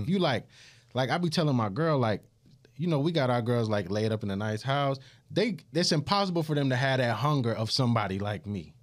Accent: Augusta, Georgia, United States; I'm from Augusta, Georgia.

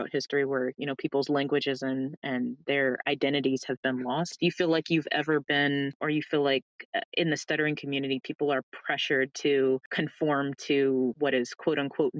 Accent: Florida, United States; accent: Southern drawl; moved away; when I go home to Florida, which, you know, is the South, but not the South, I kind of fall into, you know, more the y'all, the drawl

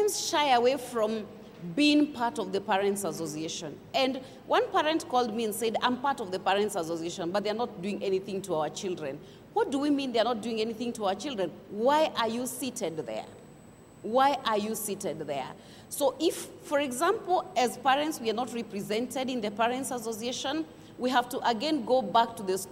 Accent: Kenya; as a Kenyan

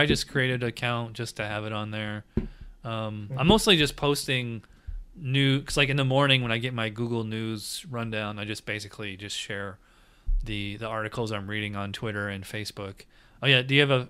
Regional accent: Schenectady, New York, United States; now in Florida, United States; I'm originally from upstate New York. I'm originally from Schenectady.

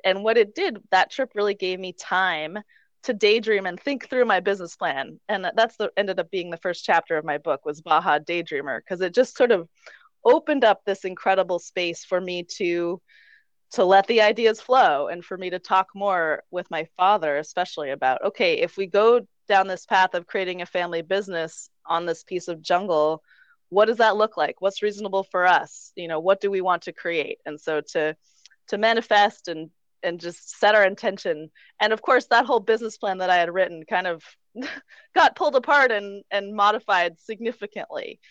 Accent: Vermont, United States; moved away as an adult; also born or lived in Quebec / Colorado; now in Mexico; I actually grew up right on the border of Vermont and Quebec

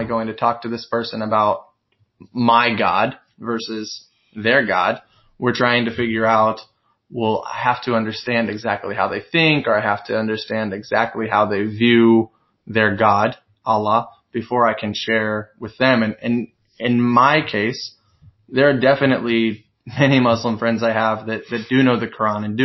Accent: Missouri, United States; moved away as an adult; also born or lived in Bronx, New York; now in New York, United States; I'm from Missouri, and when I moved to the Bronx

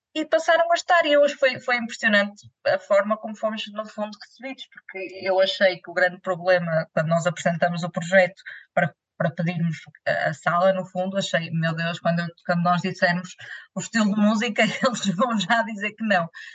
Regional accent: Vila Nova de Gaia, Norte, Portugal; em Gaia, em Grijó, que é a minha terra

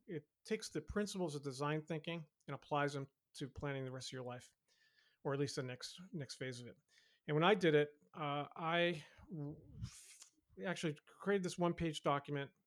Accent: Boston, Massachusetts, United States; my hometown Boston

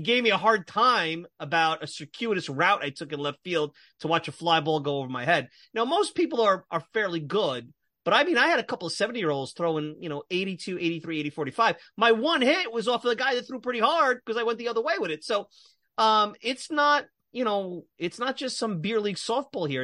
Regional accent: New York City, New York, United States; I grew up in Brooklyn

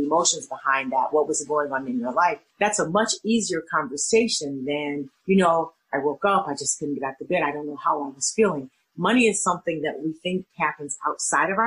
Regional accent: Little Rock, Arkansas, United States; moved away as an adult; also born or lived in Florida; now in Chicago, United States; I grew up in Little Rock, Arkansas, stayed there till after I finished college

